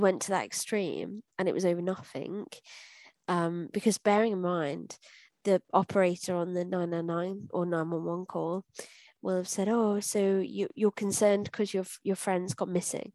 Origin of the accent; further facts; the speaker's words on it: United Kingdom; being British